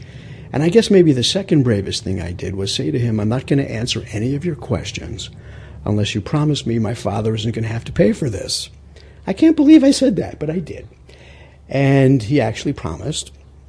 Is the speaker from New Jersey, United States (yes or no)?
no; Rockaway, New York, United States; Now, remember, I'm from Rockaway, so I know this geography very well.